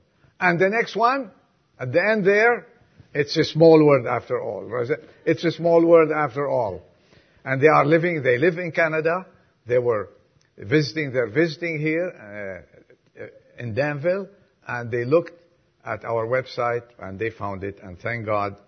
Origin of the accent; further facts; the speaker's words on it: Lebanon; now in United States; I was from Lebanon